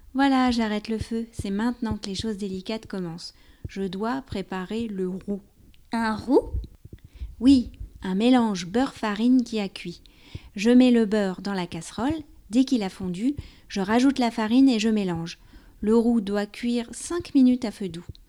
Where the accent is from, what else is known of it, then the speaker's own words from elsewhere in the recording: France; also born or lived in near Paris; je suis française, j'habite près de Paris